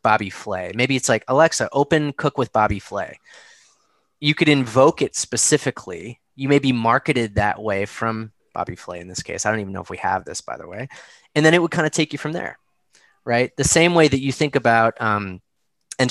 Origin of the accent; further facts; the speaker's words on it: Chicago, Illinois, United States; now in Boston, United States; I grew up in Chicago